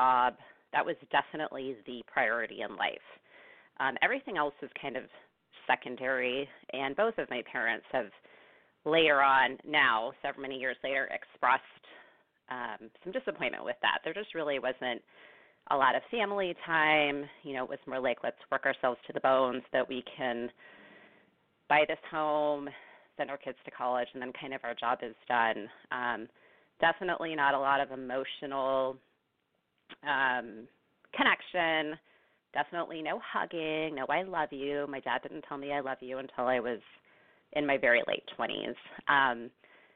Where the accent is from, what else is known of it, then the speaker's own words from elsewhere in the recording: Bay Area, California, United States; now in Northern California, United States; I'm originally from the Bay Area, actually. I grew up there, born and raised there